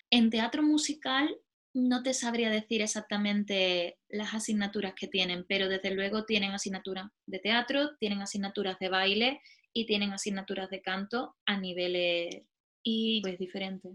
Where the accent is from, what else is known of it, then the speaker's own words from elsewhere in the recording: Spain; accent: Spanish; moved away as an adult; now in London, United Kingdom; Yo tengo acento español